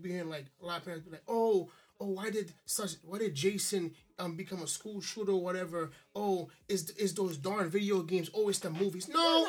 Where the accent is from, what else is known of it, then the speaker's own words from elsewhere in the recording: Haiti; moved away; I was born in 1991, I never felt like I needed this. I always told myself, because I came from Haiti, so electricity wasn't 24/7. So I know how to live without electricity.